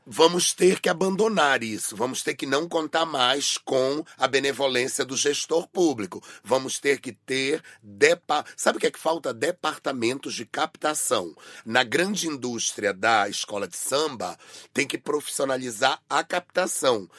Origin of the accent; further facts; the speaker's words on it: Brazil; eu sou da Amazônia